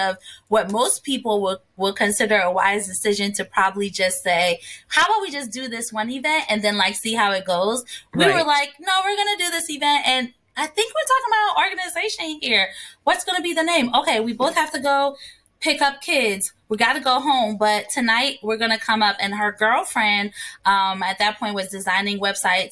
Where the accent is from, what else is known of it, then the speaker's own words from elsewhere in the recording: Ghana; moved away; also born or lived in New Jersey, United States / Washington, D.C., United States; I was born and raised in Ghana. And when I moved to the States, I became a Jersey girl.